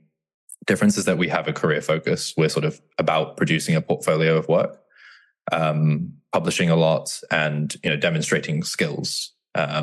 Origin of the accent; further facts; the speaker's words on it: Bristol, South West England, United Kingdom; now in London, United Kingdom; I grew up around Bristol in England, Southwest England